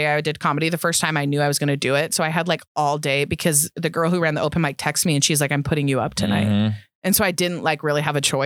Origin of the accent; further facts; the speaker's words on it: Fallon, Nevada, United States; moved away; I'm originally from rural Nevada, Fallon, Nevada, middle of nowhere